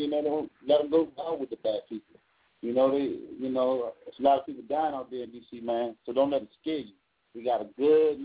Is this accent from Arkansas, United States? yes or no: no; Washington, District of Columbia, United States; I'm from Washington, D.C. I am D.C., man